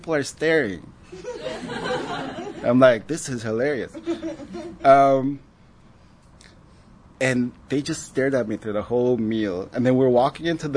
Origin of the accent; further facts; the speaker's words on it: Paraguay; moved away; also born or lived in South Korea; growing up in Paraguay